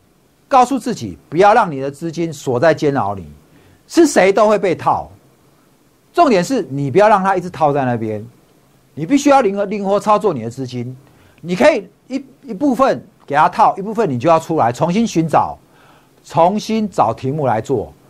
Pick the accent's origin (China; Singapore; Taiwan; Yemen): Taiwan; Taipei; also born or lived in Hsinchu; 我是台北长大的，我在台北夜市长大的。好，我从小是夜市人生的生活。我大学去读清大，我就在新竹了。